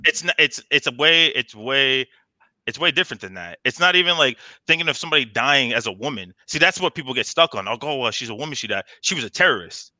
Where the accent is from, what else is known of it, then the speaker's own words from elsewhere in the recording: Bayonne, New Jersey, United States; I'm from New Jersey. I grew up in a city like Bayonne